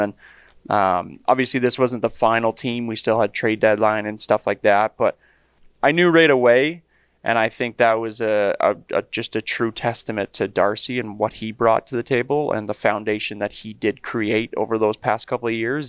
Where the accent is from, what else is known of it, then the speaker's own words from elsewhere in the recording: Leduc, Alberta, Canada; grew up in Leduc